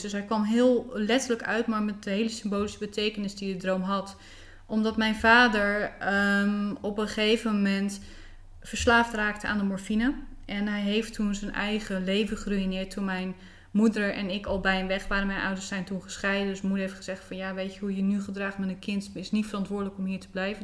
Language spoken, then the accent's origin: Dutch; Bleiswijk, South Holland, Netherlands; Ik ben opgegroeid in een plaatsje tussen Rotterdam en Den Haag. Dat heet Blijswijk.